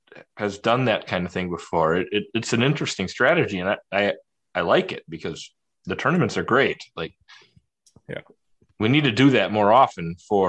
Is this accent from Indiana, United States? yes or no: no; Minnesota, United States; I'm from Minnesota.